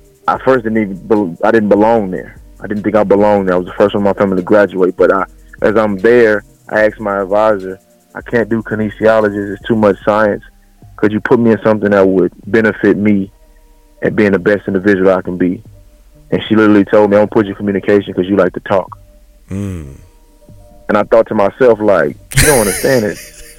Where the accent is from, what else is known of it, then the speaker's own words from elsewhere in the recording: Los Angeles, California, United States; moved away; also born or lived in Lufkin, Texas; I was born and raised in South Central Los Angeles, California